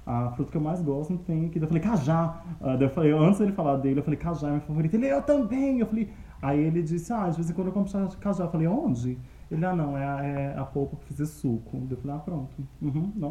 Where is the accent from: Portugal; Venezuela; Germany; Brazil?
Brazil; Minas Gerais; now in Curitiba, Brazil; Eu sou de Minas.